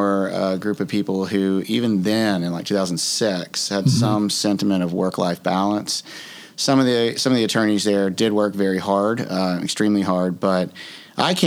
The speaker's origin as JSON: {"language": "English", "region": "South Louisiana", "country": "United States", "tie": "born or raised there", "also_born_or_lived": "Mississippi", "moved": "as an adult", "said": "I grew up in South Louisiana"}